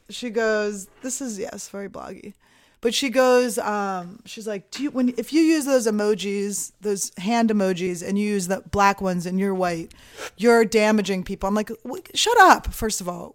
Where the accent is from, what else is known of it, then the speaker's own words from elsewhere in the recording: Philadelphia, Pennsylvania, United States; moved away as an adult; also born or lived in New Mexico / New York / Montreal; I'm from Philadelphia